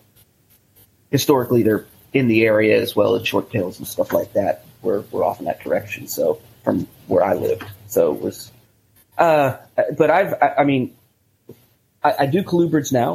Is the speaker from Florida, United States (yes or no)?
yes; Central Florida, United States; growing up in Central Florida, everybody had access to the importers and the dealers and all that stuff